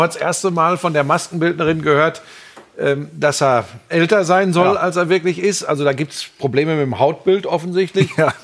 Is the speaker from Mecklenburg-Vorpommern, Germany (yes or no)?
no; near Dortmund, North Rhine-Westphalia, Germany; Ich komme ganz aus der Nähe von Dortmund